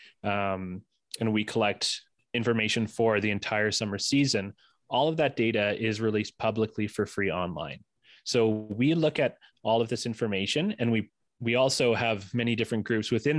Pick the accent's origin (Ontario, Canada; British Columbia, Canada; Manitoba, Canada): Ontario, Canada; now in Alberta, Canada; I'm originally from Ontario